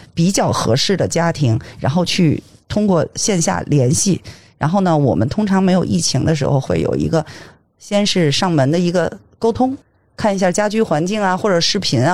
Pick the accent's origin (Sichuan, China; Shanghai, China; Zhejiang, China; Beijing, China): Beijing, China; 在我们大北京，那个我土生土长，北京土著啊，在我们嗯。大北京